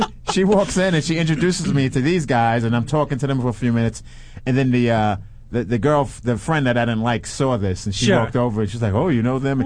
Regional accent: New York City, New York, United States; moved away as an adult; also born or lived in Boston; I'm from New York, from Brooklyn, New York

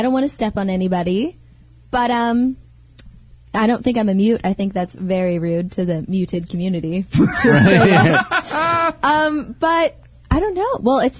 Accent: Salinas, California, United States; born or raised there; moved away

